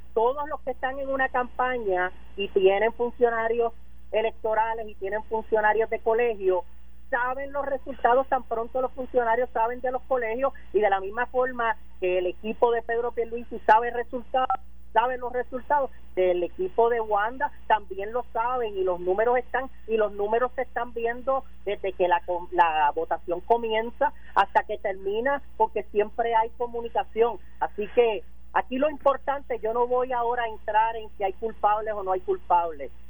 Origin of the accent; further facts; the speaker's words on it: Puerto Rico; somos un territorio de los Estados Unidos